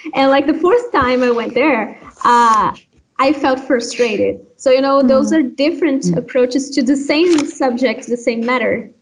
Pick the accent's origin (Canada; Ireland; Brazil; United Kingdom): Brazil; Pará; English is a second language; also born or lived in Minas Gerais, Brazil; now in Sweden; I'm from a state called Pará, and I'm very proud of that. I'm very proud of where I am from originally, even though today I live in, in another state